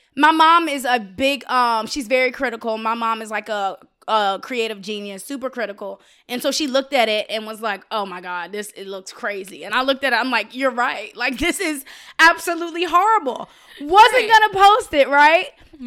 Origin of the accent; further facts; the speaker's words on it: Richmond, Virginia, United States; I'm from Richmond, Virginia. I'm South